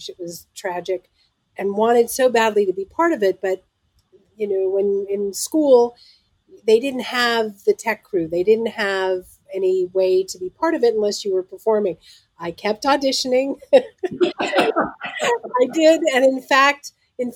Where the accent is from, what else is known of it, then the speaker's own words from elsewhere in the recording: Los Angeles, California, United States; growing up in Los Angeles, I was very fortunate